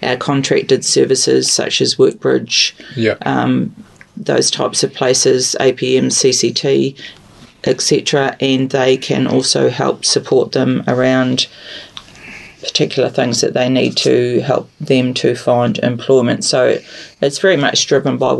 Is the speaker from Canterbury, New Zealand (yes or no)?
yes; Christchurch, Canterbury, New Zealand; moved away; I'm from Christchurch